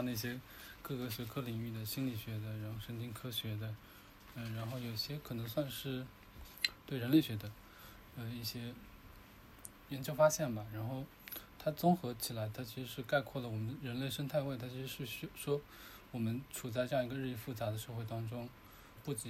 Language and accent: Chinese; China; 因为我们中国人嘛，所谓的酒桌文化